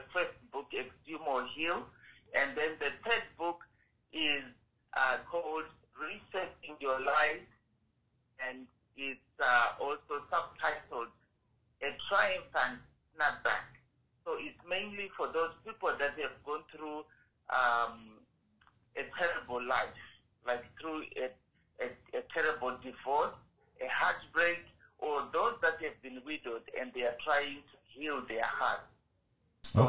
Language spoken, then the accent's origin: English; Zimbabwe; now in Canada; I'm originally from Zimbabwe, but now I'm residing in Canada